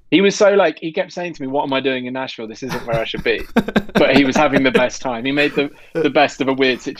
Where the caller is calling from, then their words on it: South West England, United Kingdom; I'm in Devon in the southwest.